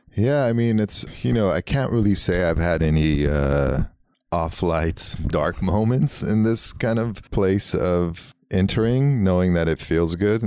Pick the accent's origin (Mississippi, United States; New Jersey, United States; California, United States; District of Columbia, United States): California, United States; Los Angeles; first language Armenian; English is a second language; growing up in L A, you know, in Hollywood